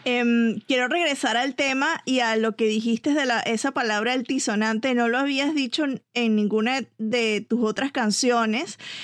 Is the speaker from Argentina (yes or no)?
no; Venezuela; soy venezolana, pero amo a México